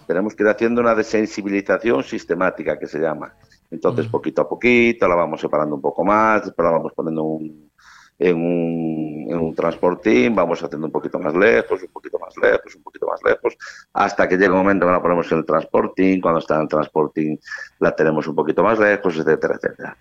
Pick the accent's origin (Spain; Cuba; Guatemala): Spain; Galicia; soy gallego